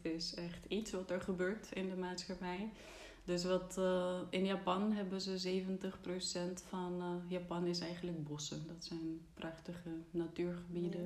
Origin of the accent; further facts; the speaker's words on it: Czechia; Dutch is a second language; moved away as an adult; now in Netherlands; Ik kwam uit Tsjechië, dus ik ben hier gaan wonen, eerst voor mijn studie